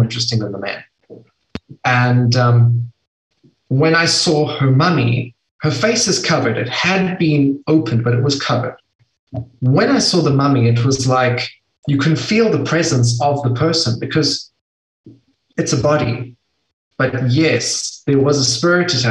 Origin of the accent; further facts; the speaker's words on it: South Africa; I'm from South Africa